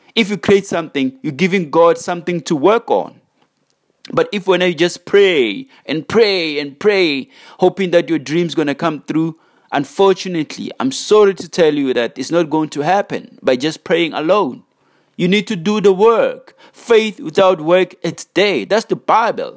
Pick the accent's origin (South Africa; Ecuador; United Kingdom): South Africa; as South African youth